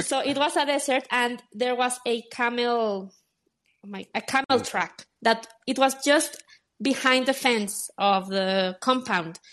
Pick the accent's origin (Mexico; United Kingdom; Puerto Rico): Mexico; Guadalajara, Jalisco; moved away as an adult; also born or lived in Dubai; now in Mexico City, Mexico; in Mexico, in Guadalajara, my hometown